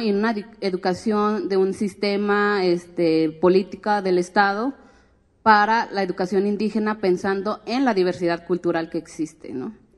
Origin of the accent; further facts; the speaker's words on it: Guadalajara, Jalisco, Mexico; also born or lived in Oaxaca; nací en Guadalajara, crecí entre Guadalajara, Oaxaca, pero soy más mixteca que tapatía